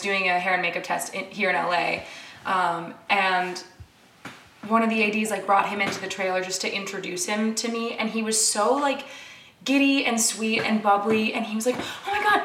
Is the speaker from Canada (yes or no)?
yes; Canada; now in United States; I'm from Canada